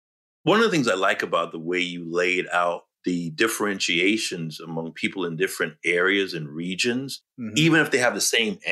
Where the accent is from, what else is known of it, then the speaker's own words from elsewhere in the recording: New York City, New York, United States; I'm a New Yorker. Mm-hmm. I was born in Brooklyn, New York. My family's from the South, but I was born there